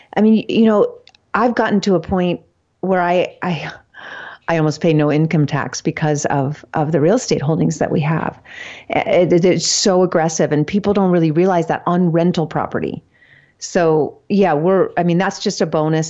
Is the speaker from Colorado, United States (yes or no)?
no; California, United States; I'm born and raised in California